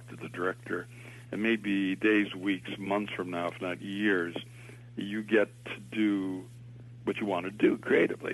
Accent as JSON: {"language": "English", "town": "Boston", "region": "Massachusetts", "country": "United States", "tie": "born or raised there", "said": "I was born in Boston"}